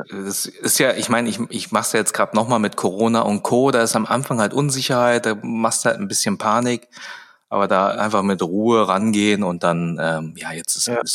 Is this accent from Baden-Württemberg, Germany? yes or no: yes; Baden-Württemberg, Germany; also ich komme ja hier aus Baden-Württemberg, das ist ja immer so ein bisschen gefährlich mit Zecken und so weiter.